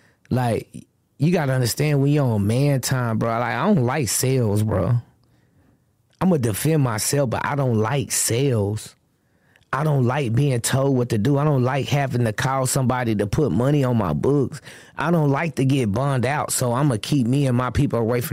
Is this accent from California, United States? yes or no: no; Austin, Texas, United States; I'm from Austin, Texas.